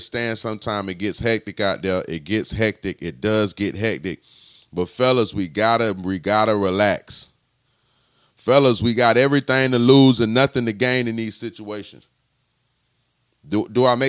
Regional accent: Florida, United States; In Florida, I'm from Florida

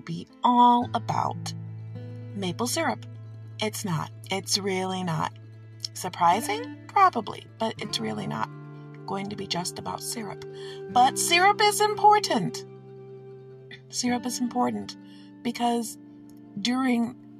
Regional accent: Detroit, Michigan, United States; Since I live in Michigan and I am from Detroit, I grew up with Canada to my south

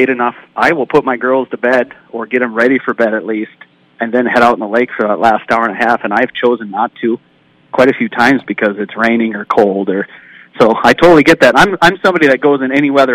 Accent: Nevis, Minnesota, United States; we grew up together in Nevis

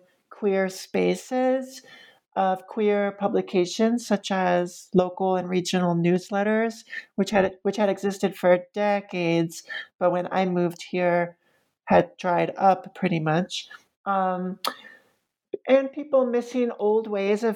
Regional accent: New York City, New York, United States; moved away as an adult; now in Roanoke, United States; the stereotypes that I had been raised with as a New Yorker.

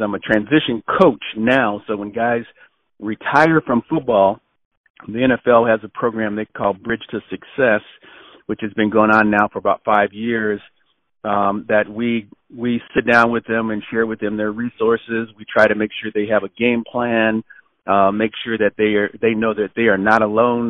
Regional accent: Los Angeles, California, United States; moved away as an adult; also born or lived in Arizona; I grew up in Los Angeles, uh, California

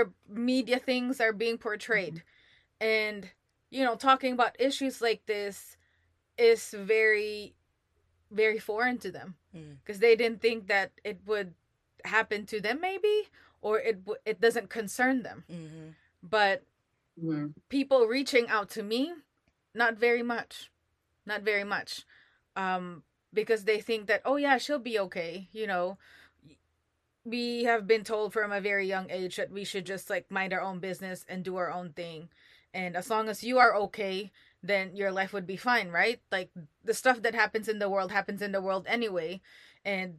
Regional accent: Philippines; I'm Filipino

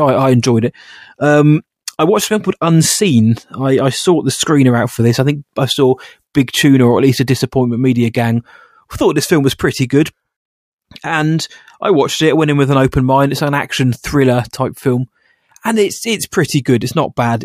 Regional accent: United Kingdom; I'm just British

